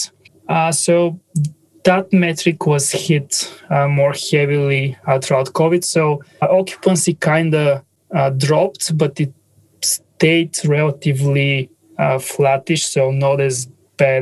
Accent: Bulgaria; English is a second language; My English is not native. So I'm originally from Bulgaria.

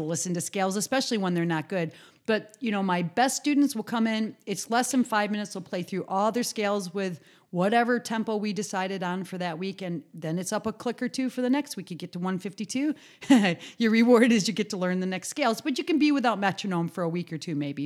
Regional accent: Western New York, United States; moved away as an adult; I was from New York State

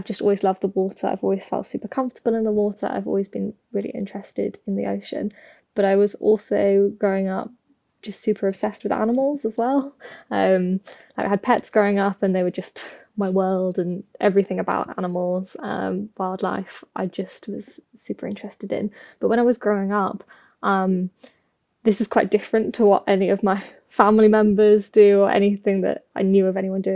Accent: the Midlands, England, United Kingdom; I grew up in the Midlands in England

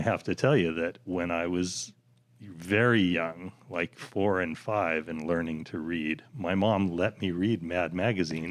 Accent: Seattle, Washington, United States; growing up in South End of Seattle

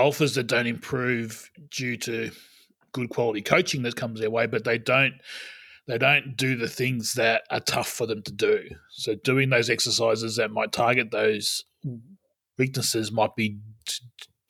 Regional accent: Albury, New South Wales, Australia; moved away; my hometown of Albury

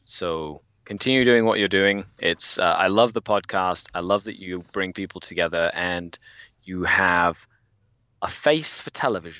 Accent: Cuernavaca, Morelos, Mexico; moved away as an adult; now in Canada; I was born and raised in Mexico, in a place called Cuernavaca, Morelos, which is south of Mexico City. And I bounced around quite a few places in Mexico while I was growing up.

